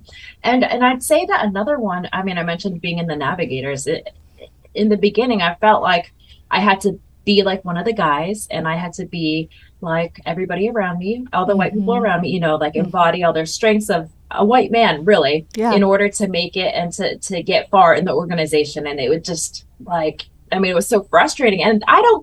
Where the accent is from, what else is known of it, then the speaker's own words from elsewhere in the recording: United States; first language Mandarin; English is a second language; my identity as Taiwanese